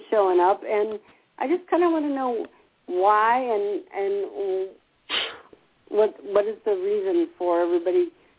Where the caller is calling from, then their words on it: Gainesville, Florida, United States; I'm calling back again from Gainesville.